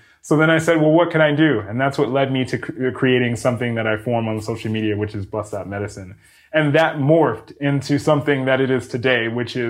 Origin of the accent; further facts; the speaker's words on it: Mount Vernon, New York, United States; moved away as an adult; now in California, United States; I grew up in New York City. That is my hometown